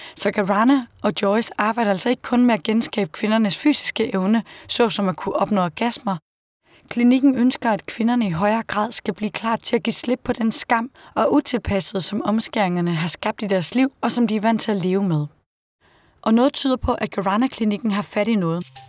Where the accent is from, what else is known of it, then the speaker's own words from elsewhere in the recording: Denmark; hjemme i Danmark